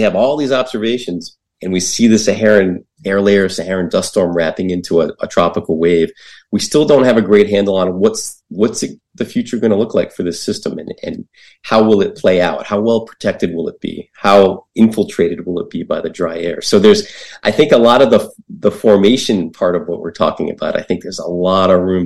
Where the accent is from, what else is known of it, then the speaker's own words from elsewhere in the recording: New England, United States; I grew up in New England